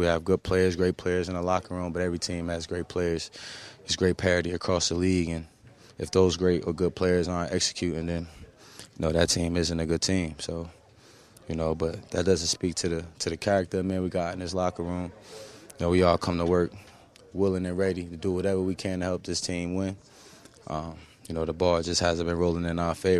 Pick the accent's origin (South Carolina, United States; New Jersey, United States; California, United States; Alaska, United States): New Jersey, United States; I'm from Jersey